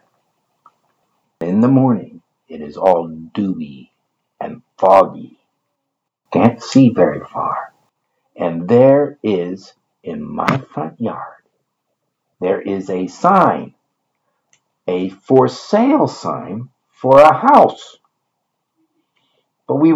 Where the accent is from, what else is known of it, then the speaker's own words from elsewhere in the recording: Rochester, Michigan, United States; where I grew up in Michigan. Northport, no, that was where I vacationed. It was Rochester, Michigan.